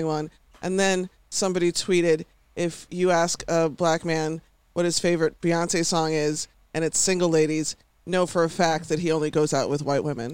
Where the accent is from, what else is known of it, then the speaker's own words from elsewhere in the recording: Houston, Texas, United States; I'm from Houston.